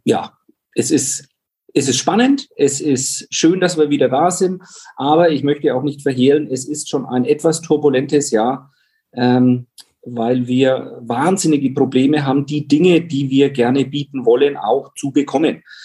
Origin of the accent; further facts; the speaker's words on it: Pfaffenhofen, Bavaria, Germany; Pfaffenhofen, wo ich groß geworden bin. Das ist ein Vorort von Roth